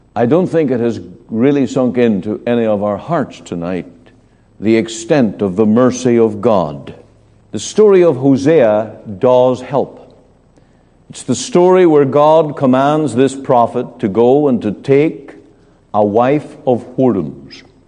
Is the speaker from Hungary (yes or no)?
no; Northern Ireland, United Kingdom; moved away; I remember in my hometown hearing street preachers very common thing in my home country where on market day